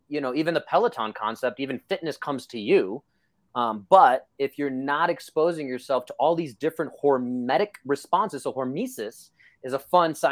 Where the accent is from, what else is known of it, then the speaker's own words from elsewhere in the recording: New York City, New York, United States; This is how I grew up in Brooklyn.